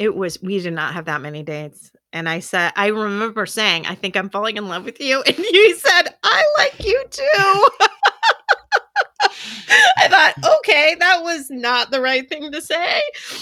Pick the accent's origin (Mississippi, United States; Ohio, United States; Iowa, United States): Iowa, United States; I'm from Iowa.